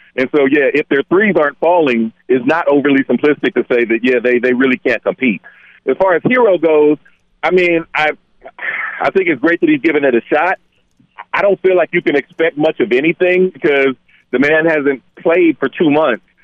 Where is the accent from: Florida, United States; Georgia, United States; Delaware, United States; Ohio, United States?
Ohio, United States; Dayton; I'm, I'm from from Dayton, Ohio.